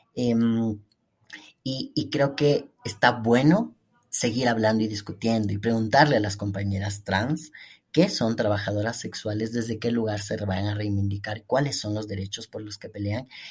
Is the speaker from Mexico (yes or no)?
no; Ecuador; La Universidad Central, donde yo estudié, em, acoge a más de 50.000 estudiantes en el periodo en el que yo estaba. Y lo que vendría a ser en mi país